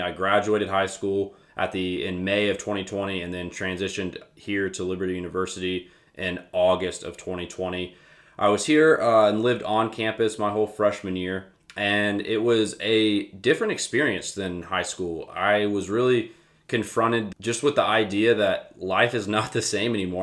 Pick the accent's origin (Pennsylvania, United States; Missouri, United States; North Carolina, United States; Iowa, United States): North Carolina, United States; Winston-Salem; moved away as an adult; now in Lynchburg, United States; I am from Winston-Salem, North Carolina.